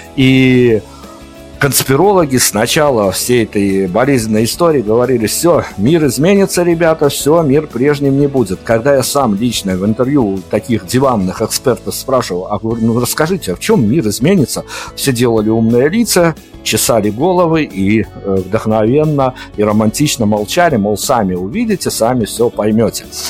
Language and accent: Russian; Belarus; мы-то, как белорусы